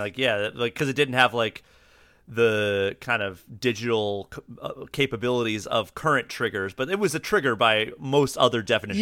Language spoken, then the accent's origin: English; East Coast, United States; moved away as an adult; also born or lived in Austin, Texas / Maryland / Pittsburgh, Pennsylvania; now in Minnesota, United States; I grew up on the East Coast, so, like, Maryland, Pittsburgh